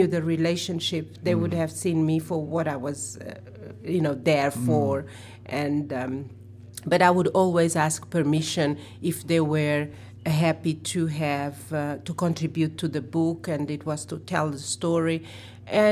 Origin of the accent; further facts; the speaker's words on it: Mozambique; now in New York City, United States; I'm not American, I'm from the South, I'm from Africa, and I'm from Mozambique